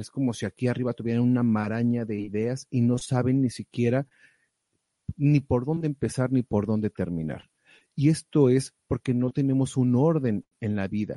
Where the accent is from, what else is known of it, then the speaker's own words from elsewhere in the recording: Mexico; moved away; allá en México, de donde soy oriundo